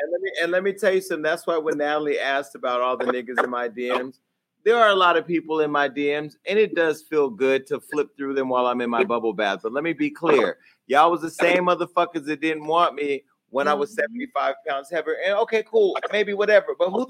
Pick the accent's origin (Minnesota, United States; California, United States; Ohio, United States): California, United States; Stockton; Sutter Street is my hometown, Stockton. You know, I always represent.